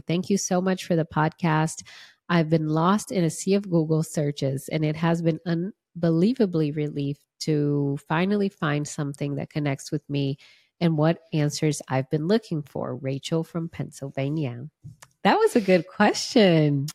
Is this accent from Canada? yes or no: no; Brazil; English is a second language; moved away; I'm from Brazil. And I'm glad I'm throwing that out there because I do speak Portuguese